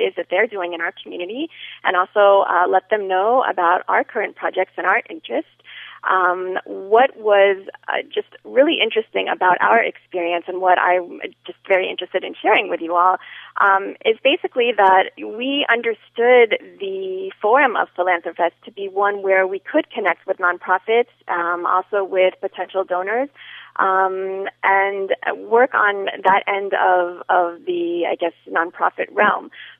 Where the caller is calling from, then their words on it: Miami, Florida, United States; I am calling from Miami